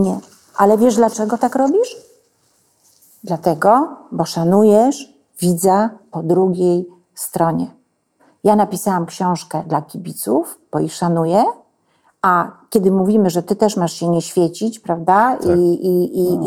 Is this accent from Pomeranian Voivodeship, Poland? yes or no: no; village next to Truskolasy, Silesian Voivodeship, Poland; moved away; ja jestem z wioski obok. I mnie to wszystko ustawia. To jest mój świat